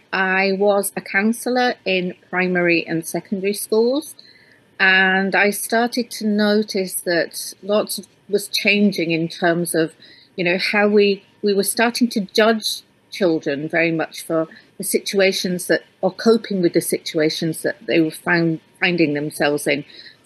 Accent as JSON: {"language": "English", "region": "Yorkshire and the Humber", "country": "United Kingdom", "tie": "born or raised there", "lives_now": "Scotland, United Kingdom", "said": "Okay. Well, I live in the Highlands of Scotland, but I grew up in Yorkshire in England."}